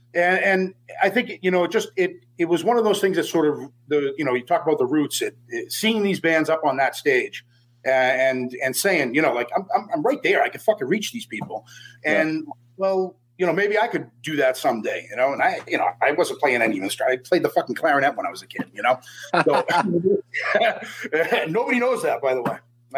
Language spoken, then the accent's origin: English; Boston, Massachusetts, United States; accent: Boston; No, fuck no. I'm from Boston. Fuck yeah.